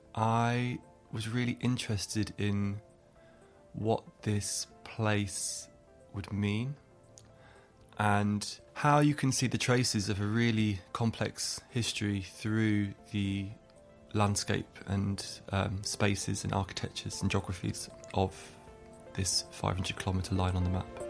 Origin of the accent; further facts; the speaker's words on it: England, United Kingdom; accent: English; now in Ireland; My family are Irish. I grew up in England. I have an English accent.